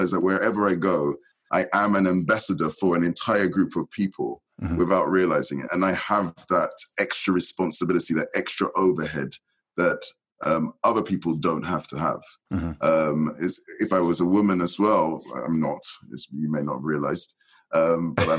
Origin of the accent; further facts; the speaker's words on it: London, United Kingdom; Grew up in a council estate in West London